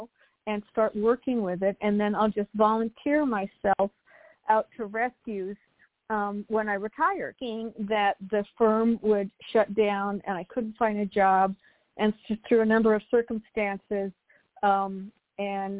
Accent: Monterey Park, California, United States; also born or lived in New Jersey; now in Torrance, United States; I grew up right outside of downtown L.A. in Monterey Park.

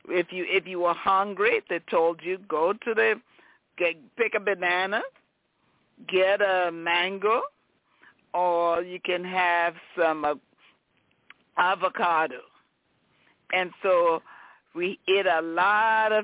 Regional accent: Liberia; moved away; I am from Liberia, West Africa

